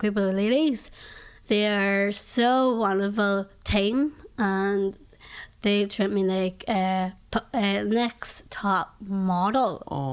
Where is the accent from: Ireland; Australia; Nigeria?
Ireland; I'm from Ireland.